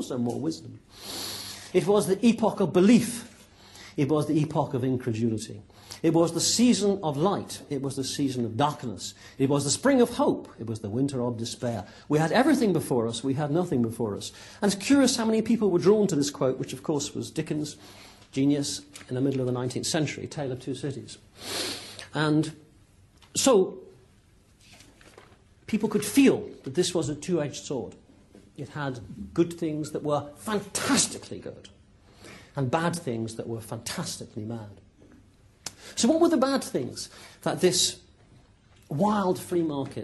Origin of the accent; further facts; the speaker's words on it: Plymouth, South West England, United Kingdom; accent: West Country; now in Cambridge, United Kingdom; I was brought up in Plymouth